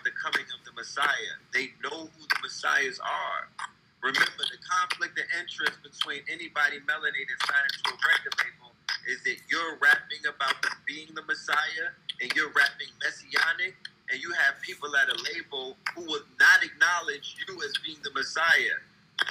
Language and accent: English; New York City, New York, United States; I was born in the Bronx